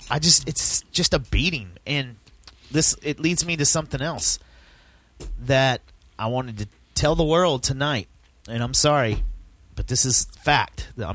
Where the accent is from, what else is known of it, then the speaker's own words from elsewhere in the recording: Dallas, Texas, United States; I'm from Dallas. I'm from Texas. I grew up over at White Rock